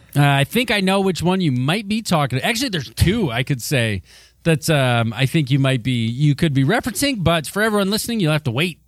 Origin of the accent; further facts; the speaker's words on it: Michigan, United States; my home state